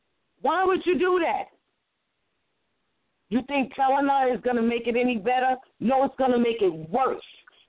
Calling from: New York, United States; from New York.

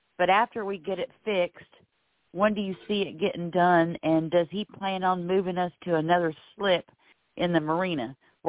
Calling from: Florida, United States; calling from Florida.

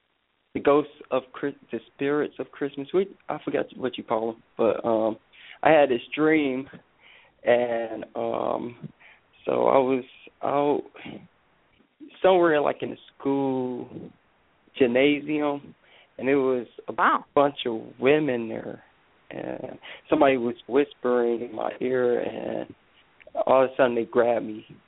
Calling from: Michigan, United States; I'm calling from Michigan.

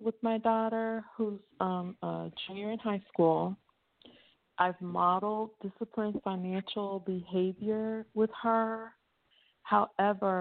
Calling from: Lakeland, United States; I'm calling from the Lakeland area

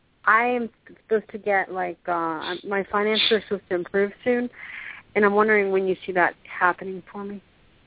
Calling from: Clearwater, Florida, United States; This is … from Clearwater.

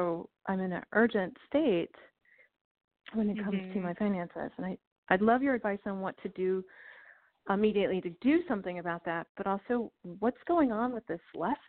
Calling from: Illinois, United States; I'm calling from Illinois.

